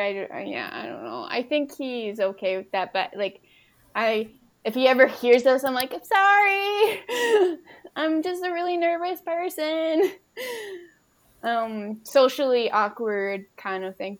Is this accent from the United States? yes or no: yes; Minnesota, United States; I was from Minnesota